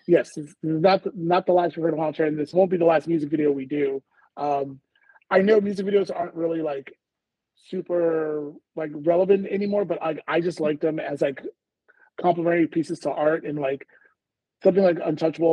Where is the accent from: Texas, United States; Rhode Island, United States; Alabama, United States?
Texas, United States; Houston; We're both from Houston